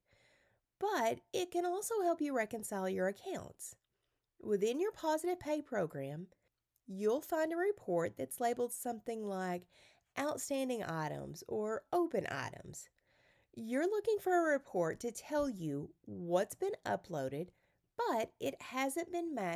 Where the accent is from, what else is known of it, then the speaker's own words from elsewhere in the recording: the South, United States; I'm from the South